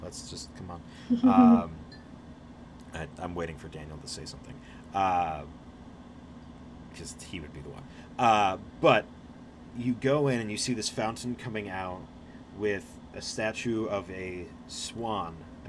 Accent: Ireland; I'm Irish. Don't talk to me about

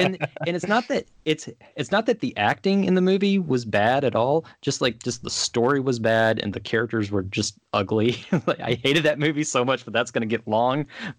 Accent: Texas, United States; I'm from Texas, but I'm not from that deep in Texas.

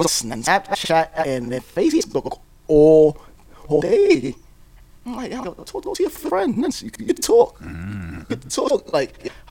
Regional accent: New York City, New York, United States; we're like from New York, as just being New Yorkers

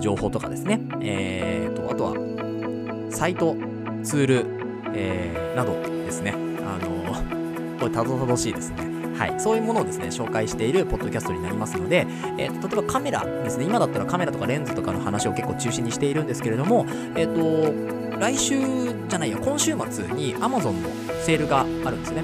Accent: Kanagawa, Japan; moved away; もともと神奈川県のですね、湘南生まれというところで、で今も湘南に戻ってきてですね

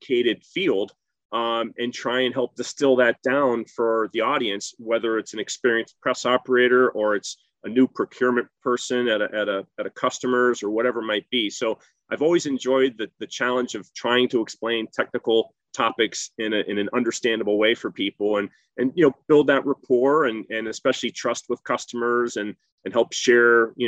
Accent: South Central Pennsylvania, United States; moved away as an adult; also born or lived in Rochester, New York; I grew up in South Central Pennsylvania

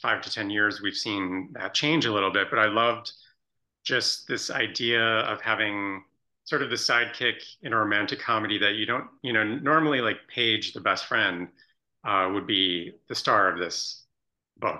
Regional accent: Chicago suburbs, Illinois, United States; my personal best friend from childhood, who we grew up in the Chicago suburbs together

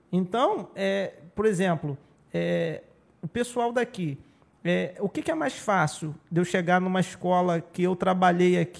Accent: Araruama, Rio de Janeiro, Brazil; Porque eu sou de Araruama. Eu sou da raiz da terra.

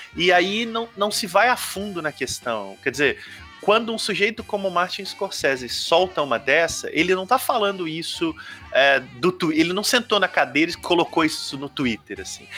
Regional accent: Ubá, a town in inland Minas Gerais, Brazil; O Marcos e eu, que somos de Ubar, cidade do interior de Minas

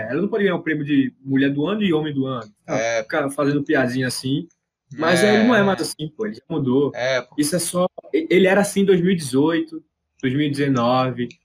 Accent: Minas Gerais, Brazil; eu, eu, sou lá de Legal. Minas, sabe?

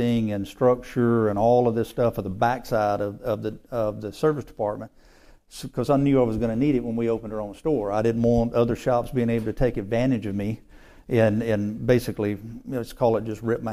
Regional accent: Mississippi, United States; Born and raised in Mississippi

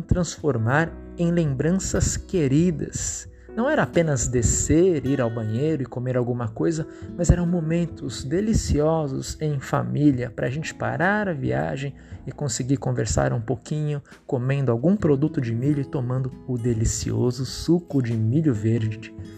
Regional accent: São Paulo, Brazil; moved away; eu sou paulista

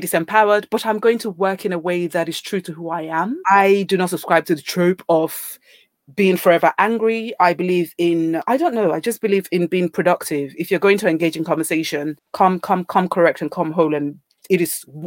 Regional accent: Nigeria; moved away as an adult; now in United Kingdom; born and raised in Nigeria

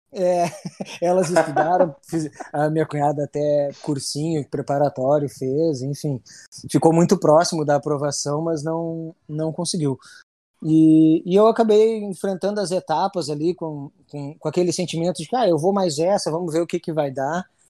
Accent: Rio Grande, Rio Grande do Sul, Brazil; consegui vir, vir para minha cidade natal trabalhar

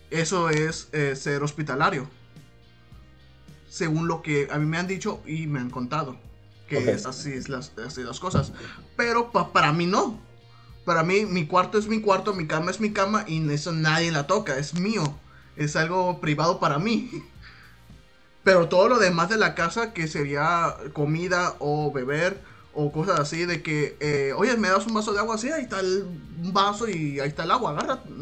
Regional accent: Sinaloa, Mexico; perdóname, perdóname, soy de Sinaloa. Un saludo para los Sinaloa también

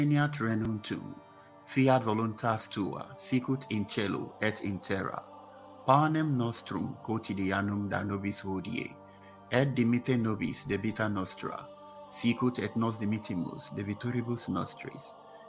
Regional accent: Nigeria; in the eastern part of Nigeria, my home country

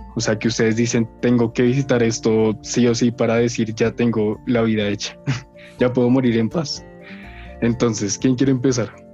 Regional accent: Colombia; yo orgulloso de ser colombiano

